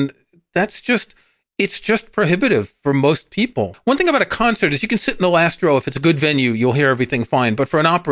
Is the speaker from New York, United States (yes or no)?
yes; New York City, New York, United States; I grew up in New York City